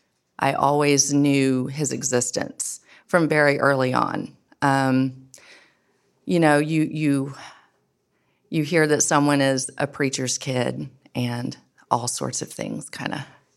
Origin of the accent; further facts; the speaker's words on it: Edenton, North Carolina, United States; I grew up in Edenton, North Carolina, just literally down the road from here.